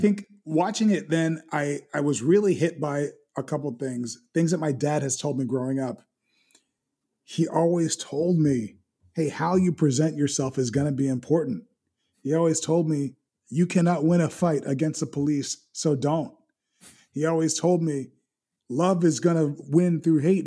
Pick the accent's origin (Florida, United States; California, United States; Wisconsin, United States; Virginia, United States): Florida, United States; Miami; where I grew up, I grew up in West Kendall, and West Kendall was you know, a predominantly Hispanic area.